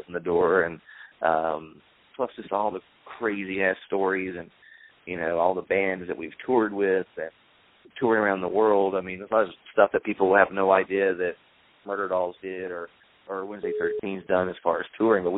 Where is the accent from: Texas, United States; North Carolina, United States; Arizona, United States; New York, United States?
North Carolina, United States; the little haystack town I grew up in North Carolina